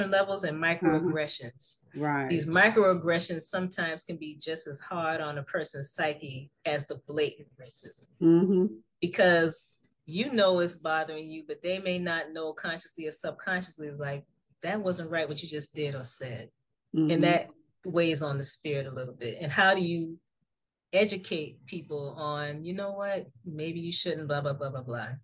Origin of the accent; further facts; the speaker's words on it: Charleston, South Carolina, United States; where I was born and raised in Charleston, South Carolina